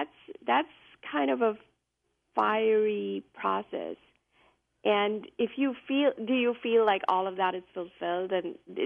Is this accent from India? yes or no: yes; India; now in United States; I came from India, I came to the U.S., and there were many things that were different, things that I didn't really understand